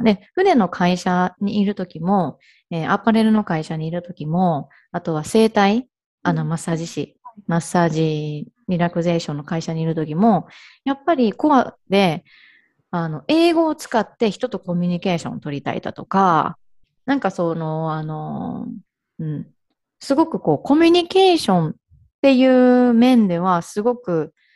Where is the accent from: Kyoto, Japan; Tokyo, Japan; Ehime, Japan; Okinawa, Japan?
Ehime, Japan; moved away as an adult; also born or lived in Hirakata, Osaka / Kanto; now in Kagawa, Japan; あの、愛媛生まれ、愛媛育ちなんですけれども